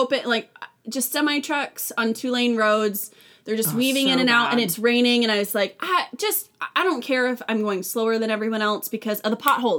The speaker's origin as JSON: {"language": "English", "town": "Vacaville", "region": "California", "country": "United States", "tie": "born or raised there", "moved": "yes", "lives_now": "Nashville, United States", "said": "I grew up in a small, like modest, like there's like 100,000 people in Vacaville"}